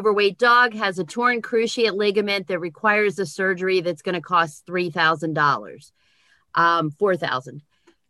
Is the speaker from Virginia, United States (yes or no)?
yes; Virginia, United States; Virginia. Outside of Washington, D.C.